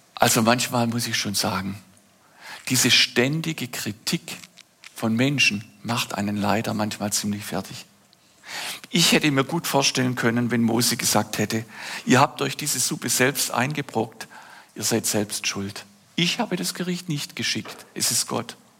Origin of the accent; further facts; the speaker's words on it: Oberndorf am Neckar, Baden-Württemberg, Germany; Ein Kinderzimmer in meiner Heimatstadt Oberndorf am Neckar im Schwarzwald.